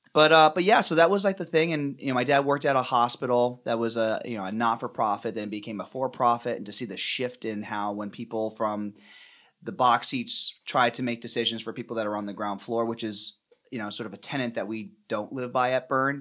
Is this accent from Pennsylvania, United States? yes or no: yes; Pennsylvania, United States; I grew up in Pennsylvania